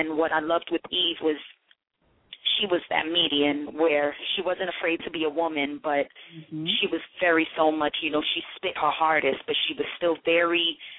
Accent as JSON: {"language": "English", "town": "Miramar", "region": "Florida", "country": "United States", "also_born_or_lived": "Mandeville, Jamaica", "lives_now": "New York City, United States", "said": "I'm originally from Florida, from South Florida, Miramar, Florida. I was raised back and forth between Miramar and Mandeville, Jamaica. I would go back and forth a lot."}